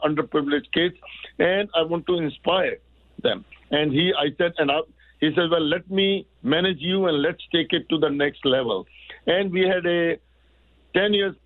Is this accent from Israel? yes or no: no; India; moved away as an adult; now in Canada; I'm not from Pakistan. I'm from India.